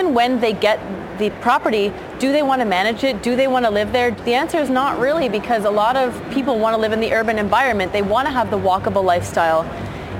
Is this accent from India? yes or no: no; Burlington, Ontario, Canada; moved away as an adult; also born or lived in Australia / United Kingdom; now in Vancouver, Canada; I'm from Burlington, born and raised, went to Waterloo University